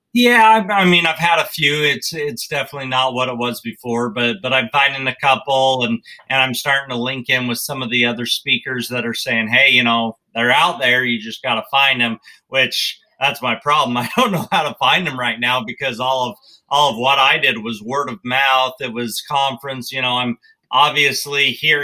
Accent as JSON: {"language": "English", "region": "Wyoming", "country": "United States", "tie": "born or raised there", "said": "I grew up in Wyoming"}